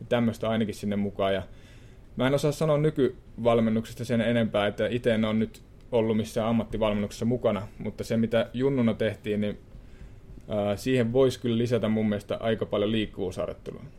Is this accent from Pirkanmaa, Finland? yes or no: no; Suonenjoki, North Savo, Finland; moved away; mä oon Suonejoelta pieni pitäjä